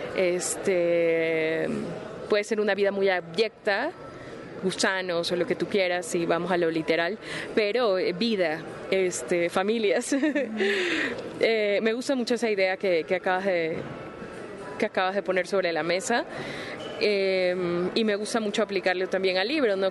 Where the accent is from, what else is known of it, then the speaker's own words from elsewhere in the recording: Ecuador; soy ecuatoriana